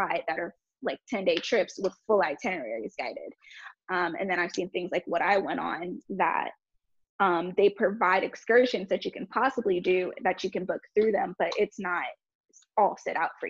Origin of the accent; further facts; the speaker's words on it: Jamaica; being Jamaican